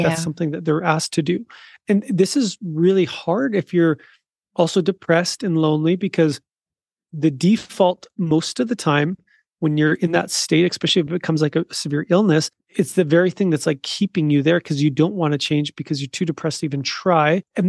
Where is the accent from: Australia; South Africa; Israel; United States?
South Africa; moved away; in my past, I was living in South Africa and I would, you know, identify myself as a South African, but that's changed now. Like I actually left that country, like on purpose